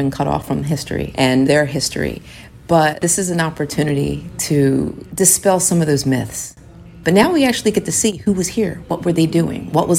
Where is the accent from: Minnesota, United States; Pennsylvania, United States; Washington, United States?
Pennsylvania, United States; Philadelphia; I'm from West Philly, 54th and Chestnut. Our family's from there.